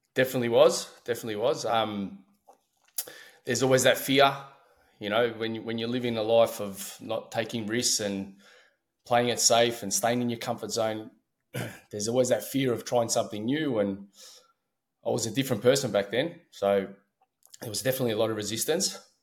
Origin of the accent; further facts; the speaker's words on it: Melbourne, Victoria, Australia; I'm from Australia